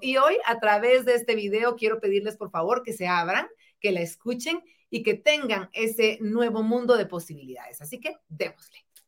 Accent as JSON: {"language": "Spanish", "country": "Guatemala"}